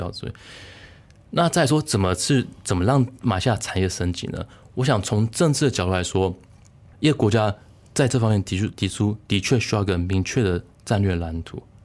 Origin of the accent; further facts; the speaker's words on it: Taiwan; moved away as an adult; now in Germany; 台湾，我成长过程，每年都有什么地震、台风、雨灾之类之类的